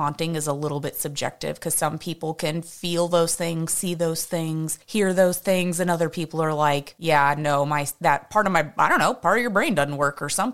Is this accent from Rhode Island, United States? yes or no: no; Houston, Texas, United States; I'm from Houston, so I'm used to the heat.